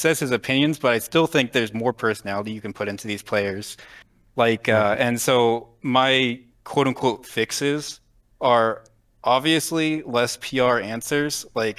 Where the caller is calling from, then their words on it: Fairborn, Ohio, United States; Fairborn, Ohio.